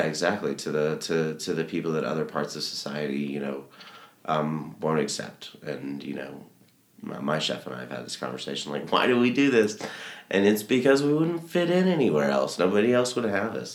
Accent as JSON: {"language": "English", "town": "Little Rock", "region": "Arkansas", "country": "United States", "said": "I'm from Little Rock, Arkansas"}